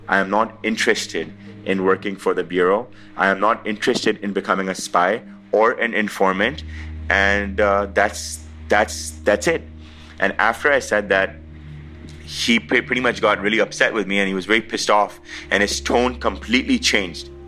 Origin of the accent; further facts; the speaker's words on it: Pakistan; I'm a visitor from Pakistan.